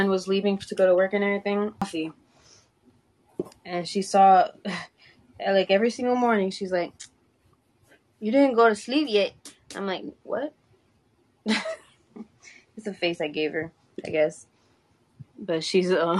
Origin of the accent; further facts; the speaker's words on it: Southern, United States; accent: southern; Spanish; My southern accent comes out every once in a blue moon, but more my Spanish accent comes out a little bit too. So I can't tell if it's Spanish or Southern